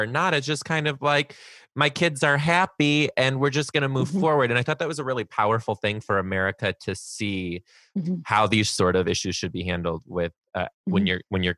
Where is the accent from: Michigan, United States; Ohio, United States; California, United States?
Michigan, United States; Detroit; now in Seattle, United States; So I'm actually originally from Detroit. And when I moved out to Seattle